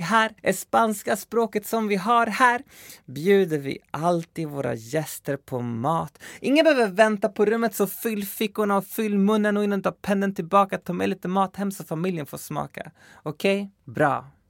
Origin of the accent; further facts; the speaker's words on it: Skogås, Stockholm County, Sweden; min förort som sagt, Skogås